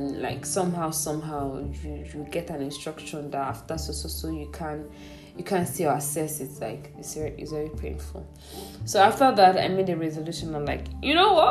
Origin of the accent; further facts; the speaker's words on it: Igbo, Igboland, Nigeria; I'm from Igbo, like I'm Igbo